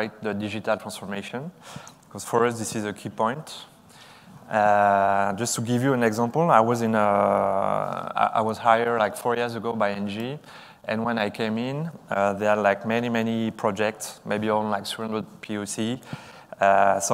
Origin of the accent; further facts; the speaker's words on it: France; I'm from France